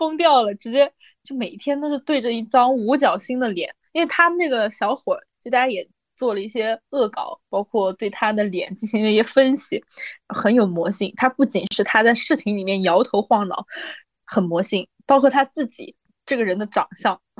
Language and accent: Chinese; Beijing, China; 我是北京的，你知道吧？